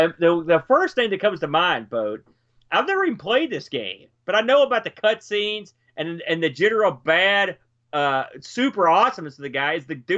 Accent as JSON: {"language": "English", "region": "New Jersey", "country": "United States", "said": "I'm from the Jersey Shore"}